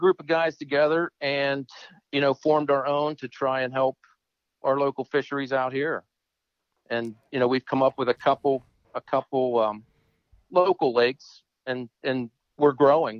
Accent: Clarion County, Pennsylvania, United States; moved away as an adult; also born or lived in Penn State area, Pennsylvania; I grew up in Clarion County, near the Allegheny River.

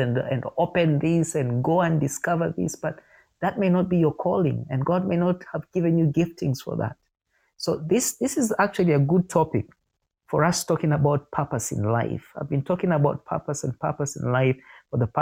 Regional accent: Uganda; I was born in Uganda, in my particular family

